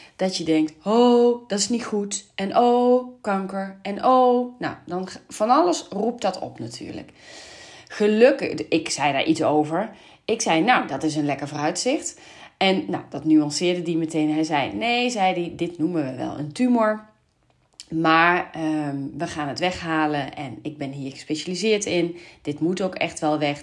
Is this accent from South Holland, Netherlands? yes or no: no; Venlo, Limburg, Netherlands; moved away; ik kom uit Venlo